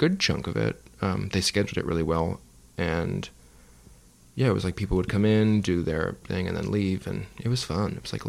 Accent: Midwest, United States; And growing up in the Middle West, it was whatever.

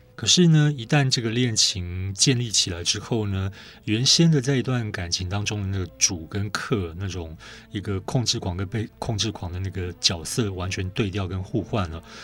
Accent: Taiwan; 我们台湾人

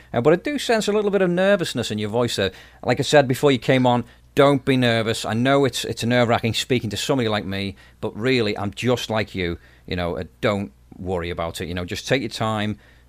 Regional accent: Stoke-on-Trent, West Midlands, United Kingdom; And that's a classic song from my hometown of Stoke-on-Trent in the UK.

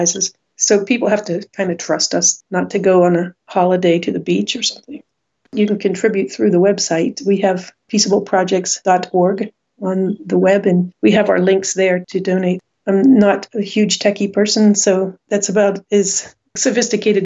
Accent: United States; moved away; Being American

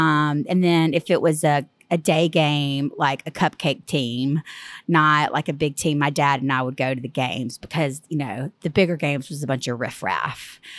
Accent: Tuscaloosa, Alabama, United States; Yes, I'm originally from Alabama. I'm actually from Tuscaloosa.

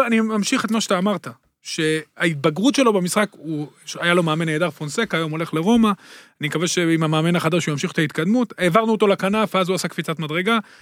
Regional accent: Netanya, Central District, Israel; אני גדלתי בנתניה

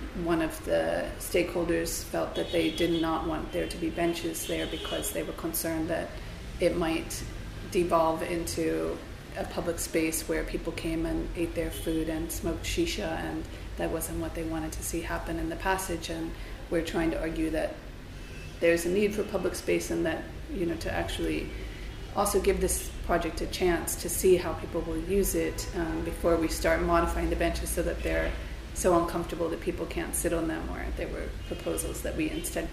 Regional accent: United States; now in Cairo, Egypt; I'm American

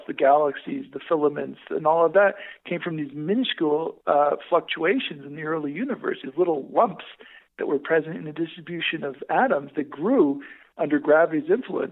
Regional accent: Connecticut, United States; moved away as an adult; also born or lived in Canada / Netherlands / Chile / Hawaii; I grew up in Connecticut

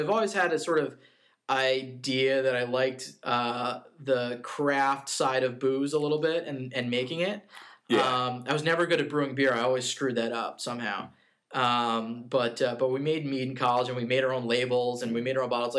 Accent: Long Island, New York, United States; moved away as an adult; also born or lived in Boston / Washington, D.C.; now in Utica, United States; I grew up on Long Island, went to college in Boston, lived in D.C.

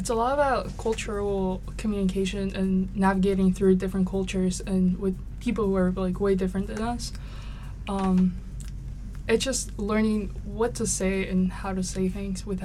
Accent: Mexico City, Mexico; now in Arkansas, United States; I was raised in Mexico City

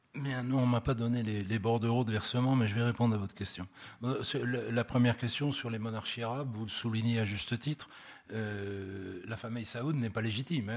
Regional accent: France; chez nous en France

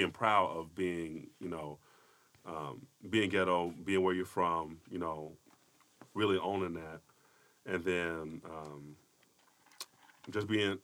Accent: Chicago, Illinois, United States; moved away as an adult; now in Las Vegas, United States; born and raised in Chicago up till I was 17. We moved out here about 7 years.

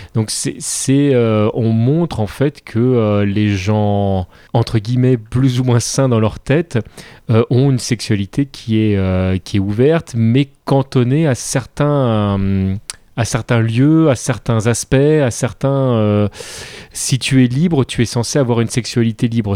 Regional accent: France; on est français, on enregistre ça en France

